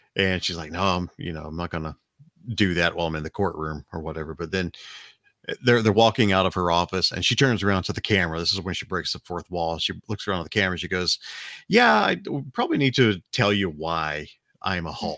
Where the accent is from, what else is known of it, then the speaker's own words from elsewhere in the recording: Alabama, United States; We are from Alabama. It's Southern Hospitality